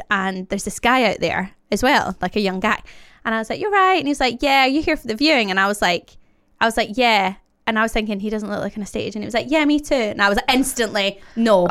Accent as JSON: {"language": "English", "town": "Glasgow", "region": "Scotland", "country": "United Kingdom", "tie": "born or raised there", "moved": "as an adult", "lives_now": "London, United Kingdom", "said": "I grew up in Glasgow"}